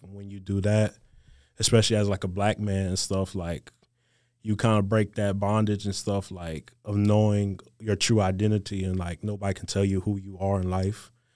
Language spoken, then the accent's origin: English; Gulf Coast of Mississippi, United States; moved away as an adult; growing up on the Gulf Coast of Mississippi